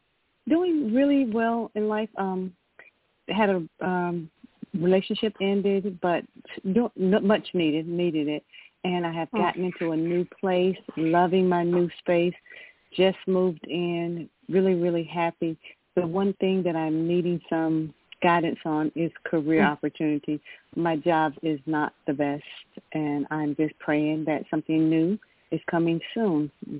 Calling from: Georgia, United States

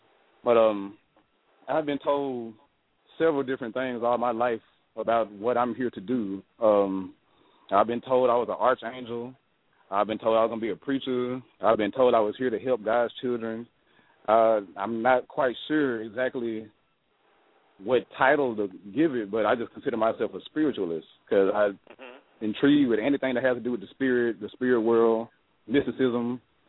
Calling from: Northport, Alabama, United States; I'm calling from Northport, Alabama.

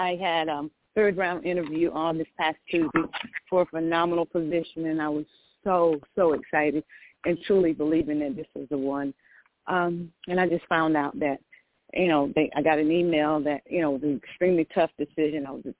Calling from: Georgia, United States; I'm calling from Georgia.

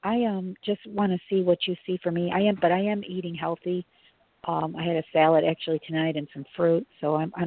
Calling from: Chicago, Illinois, United States; Hello. I'm calling from Chicago.

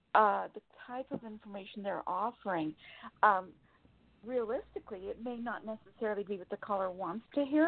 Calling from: Sacramento, California, United States; Sacramento, California.

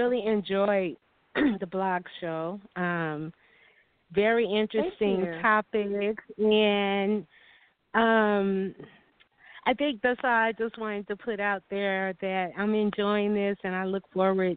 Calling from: St. Louis, Missouri, United States; I'm calling from St. Louis, Missouri

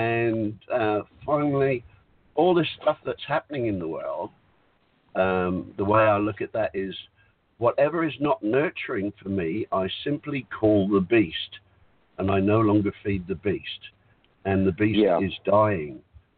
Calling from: Whitsunday Islands, Queensland, Australia; I'm calling from the Whitsunday Islands in Australia.

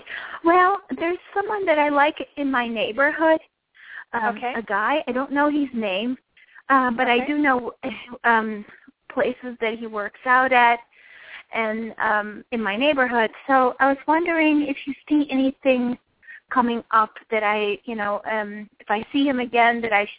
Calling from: New York, United States; I'm calling from New York.

